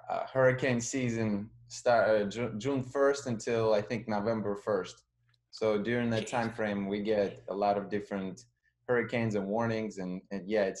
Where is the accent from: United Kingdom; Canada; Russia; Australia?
Russia; now in Florida, United States; Yeah, I'm from Russia originally. I moved to U.S. about 20 years ago, and I lived in four different states. And so, you know, in about 2004, I moved to Florida.